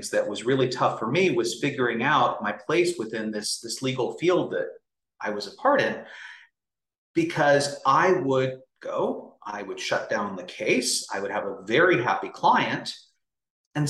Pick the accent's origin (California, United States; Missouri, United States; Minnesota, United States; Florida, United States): California, United States; Bay Area; moved away as an adult; also born or lived in Los Angeles; I grew up in the Bay Area. Prior to law school, that's where I had lived